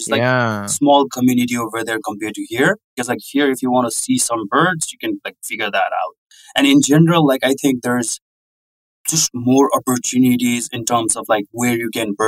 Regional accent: Kathmandu, Bagmati, Nepal; moved away as an adult; also born or lived in North Dakota, United States; now in United States; I'm from Kathmandu

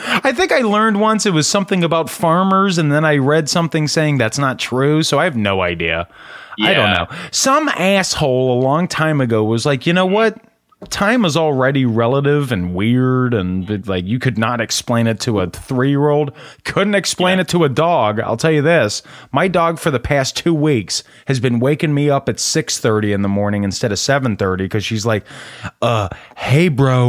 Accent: the South, United States; Or, excuse me, I'm from the South, so a mess about

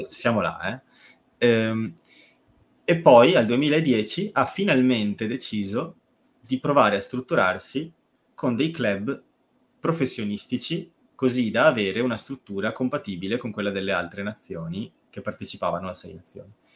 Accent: Treviso, Veneto, Italy; sono di Treviso.

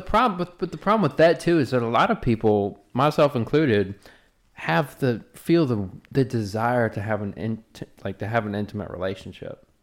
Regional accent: the South, Southern United States, United States; accent: Southern; us, like, Southern folks are. Like, I'm that way. My accent really comes out when I'm getting either passionate or mad as fuck.

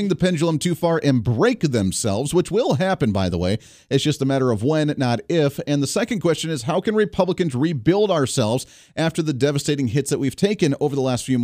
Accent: Park County, Colorado, United States; now in Kansas, United States; I grew up in Park County, Colorado

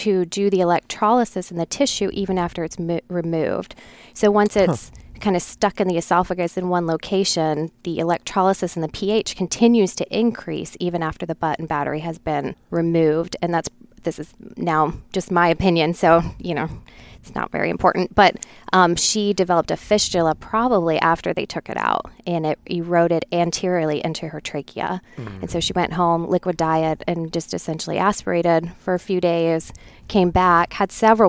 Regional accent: Ohio, United States; moved away as an adult; I hail from Ohio

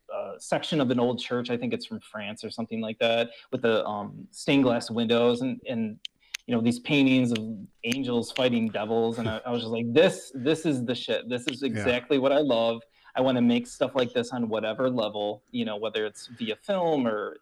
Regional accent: Michigan, United States; we were so lucky growing up in Michigan, because there's so much to see and do, and it's such a wide spectrum of different cultures and sensibilities.

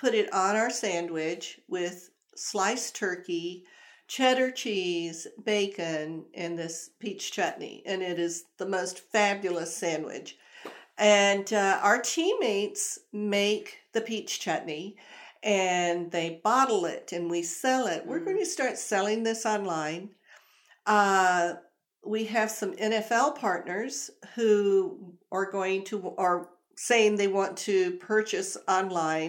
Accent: the South, United States; I'm from the South, I say gala.

